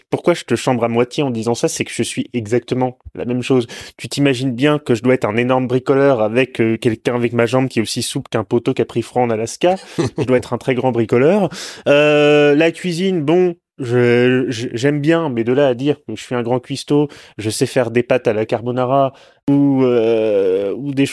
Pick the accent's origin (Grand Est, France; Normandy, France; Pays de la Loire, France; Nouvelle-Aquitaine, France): Normandy, France; je dis normand